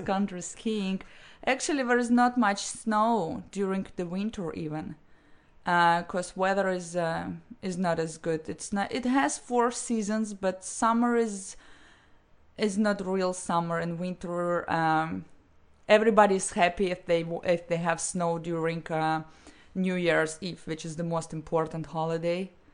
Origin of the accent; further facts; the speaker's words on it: Estonia; first language Russian; English is a second language; moved away as an adult; also born or lived in St. Petersburg, Russia / Florida, United States; now in United States; I was born in Russia, in St. Petersburg, the second uh, largest city in Russia. But I was six years old when my family moved to Estonia